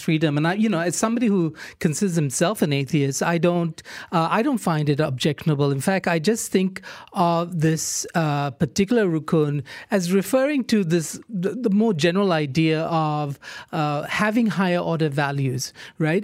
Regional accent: Malaysia; first language English; We're English speaking Malaysians

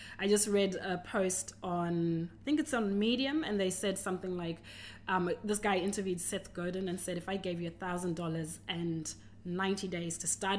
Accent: Zimbabwe; now in Australia; Oh, I came from Zimbabwe to Australia.

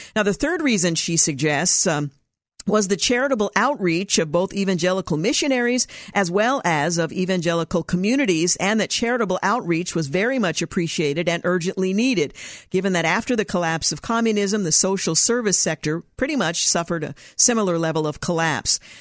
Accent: United States; we come from America

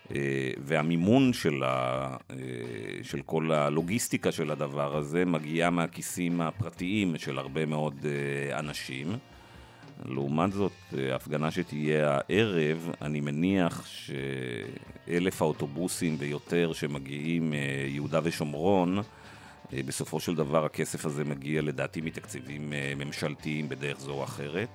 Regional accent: Israel; כישראלי דמוקרטי

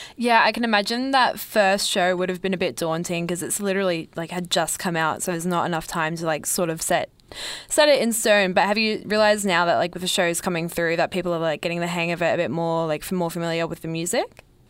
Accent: Melbourne, Victoria, Australia; growing up in Melbourne

